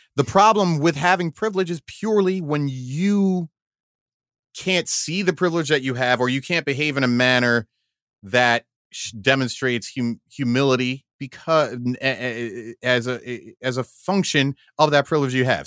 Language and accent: English; United States; I'm an American